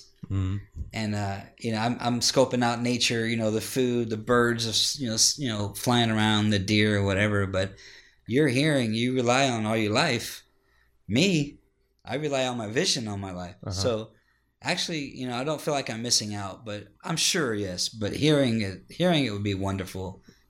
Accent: Ohio, United States; now in Texas, United States; No, I'm from Ohio. Oh, wow. I was born and raised there.

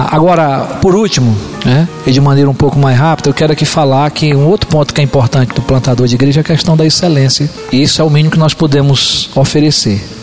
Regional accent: São Paulo, Brazil; a minha vinda para Penapa em 2013, eu digo, é um novo povo, mesmo sendo paulista, é uma nova cidade, não é?

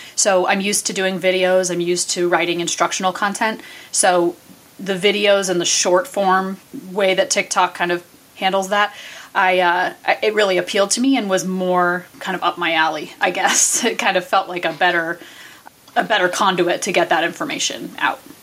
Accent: New England, United States; now in Vermont, United States; I am born and raised in New England where there's a cemetery, you know, every hundred feet or so.

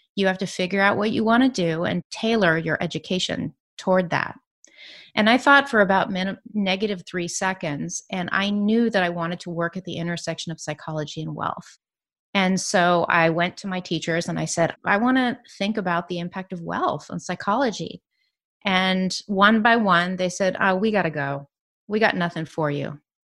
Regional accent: San Francisco Bay Area, California, United States; also born or lived in New York City; I grew up in the San Francisco Bay Area

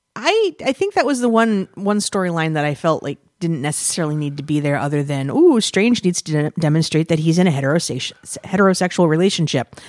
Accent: United States; we're filthy Americans

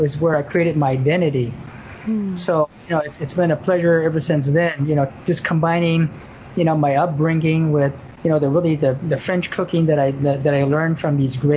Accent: Japan; also born or lived in Burbank, California; now in Honolulu, United States; being born and raised in Japan

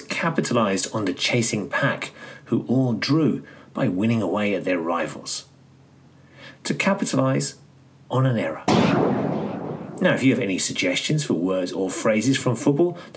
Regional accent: London, United Kingdom; I actually met Pat Jennings when I was growing up in Tottenham.

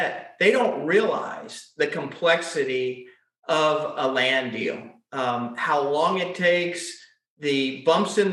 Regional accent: Atlanta, Georgia, United States; I was born and raised here in Atlanta, grew up in the Shamley, Dunwoody

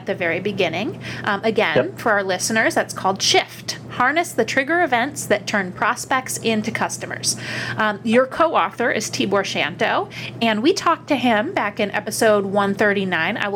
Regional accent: Upper Peninsula of Michigan, United States; now in New York, United States; I'm from the Upper Peninsula of Michigan, and I always thought I'd move somewhere warm. Somehow I landed in New York

